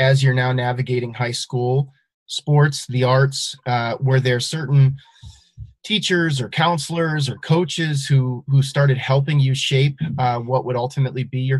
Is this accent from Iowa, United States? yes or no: yes; Northeast Iowa, United States; I grew up in Northeast Iowa, not far from Luther College